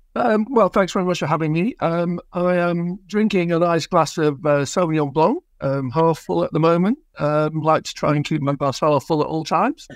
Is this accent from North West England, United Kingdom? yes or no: yes; Rochdale, North West England, United Kingdom; now in Nottingham, United Kingdom; I'm from Rochdale originally